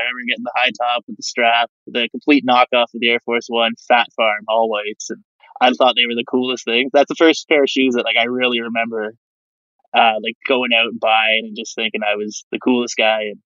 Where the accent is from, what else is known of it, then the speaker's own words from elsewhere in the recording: Canada; as a Canadian, Steve Nash was that guy growing up